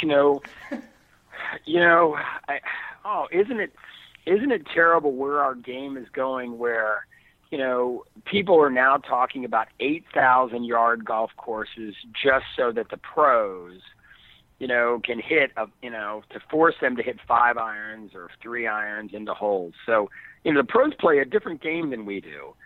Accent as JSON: {"language": "English", "town": "Philadelphia", "region": "Pennsylvania", "country": "United States", "said": "I'm from Philadelphia. Now I'm from the wrong side of Philadelphia. I'm from South Philly"}